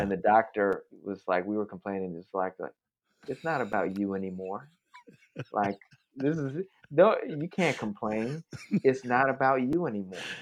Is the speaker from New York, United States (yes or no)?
yes; New York, United States; moved away as an adult; also born or lived in South Bronx / Oakland; I'm from New York